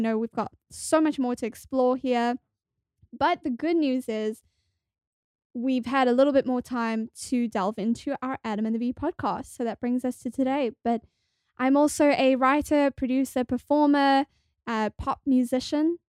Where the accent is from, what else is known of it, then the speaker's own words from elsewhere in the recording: South Africa; moved away as an adult; also born or lived in New York; now in Los Angeles, United States; I'm originally from South Africa, and I moved to the States about eight years ago